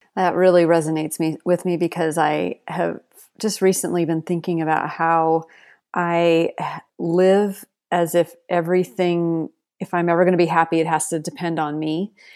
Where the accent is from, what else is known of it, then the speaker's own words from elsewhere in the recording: Seattle, Washington, United States; now in Texas, United States; I grew up in Seattle and then I moved to Texas